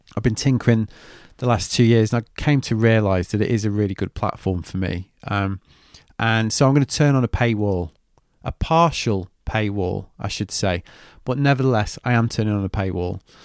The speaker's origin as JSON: {"language": "English", "country": "United Kingdom", "said": "I'm very British."}